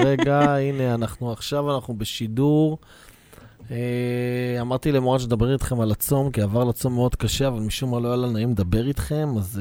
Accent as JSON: {"language": "Hebrew", "town": "Bnei Brak", "region": "Tel Aviv District", "country": "Israel", "tie": "born or raised there", "said": "גדלתי בבני ברק"}